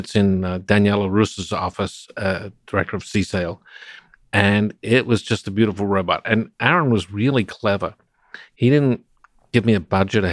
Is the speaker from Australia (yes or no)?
yes; Adelaide, South Australia, Australia; I grew up in Adelaide, South Australia